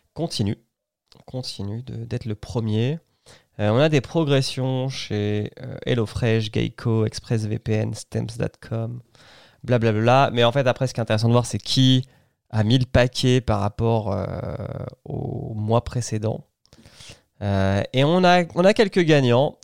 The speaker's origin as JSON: {"language": "French", "country": "France", "said": "Chez nous, en France"}